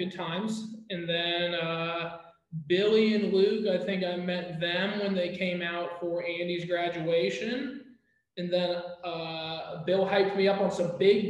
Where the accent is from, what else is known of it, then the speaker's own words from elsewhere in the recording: Japan; I grew up in Japan, so, you know, it's kind of part of the culture.